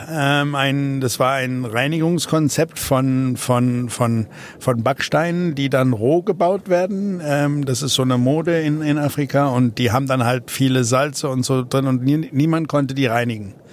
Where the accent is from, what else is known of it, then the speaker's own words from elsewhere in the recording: South Africa; German is a second language; moved away as an adult; Aus, wir sind aus äh, persönlichen Gründen aus Südafrika ausgewandert, ähm, einfach weil es gefährlicher wurde